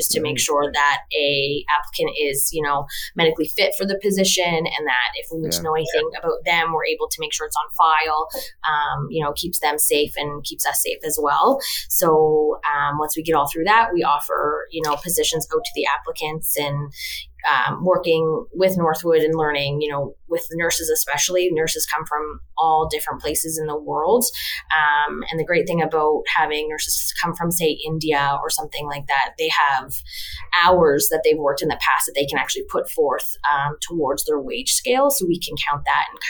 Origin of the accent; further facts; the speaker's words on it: Halifax, Nova Scotia, Canada; born and raised in Halifax as well